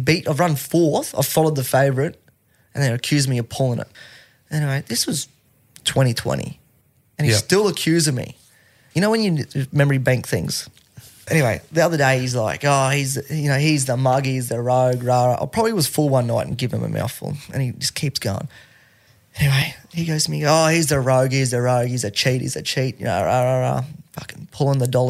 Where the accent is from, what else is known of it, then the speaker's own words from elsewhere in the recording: Charleville, Queensland, Australia; we're from Charleville